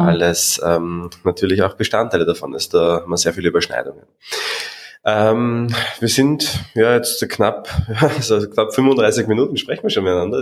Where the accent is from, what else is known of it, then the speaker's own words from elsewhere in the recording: Austria; ich als Österreicher